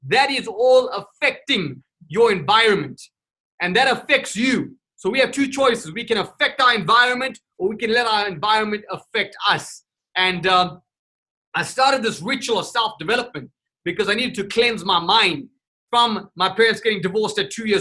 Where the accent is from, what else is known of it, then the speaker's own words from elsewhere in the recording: Durban, KwaZulu-Natal, South Africa; moved away; also born or lived in Johannesburg / Cape Town; I was born and raised in South Africa, Durban, South Africa, and then I literally moved out to Joburg in Cape Town